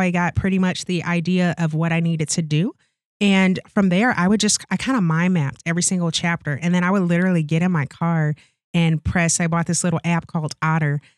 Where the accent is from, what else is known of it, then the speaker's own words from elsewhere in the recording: St. Louis, Missouri, United States; moved away as an adult; also born or lived in Okinawa, Japan; now in Wisconsin, United States; I'm born and raised in Saint Louis, Missouri.